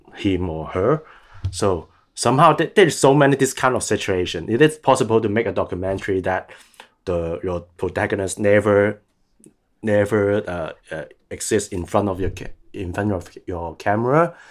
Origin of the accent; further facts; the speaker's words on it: Hong Kong; I'm still trying to base in Hong Kong as long as I can, as long as I feel that I don't have danger. So because I really want to stay there as my hometown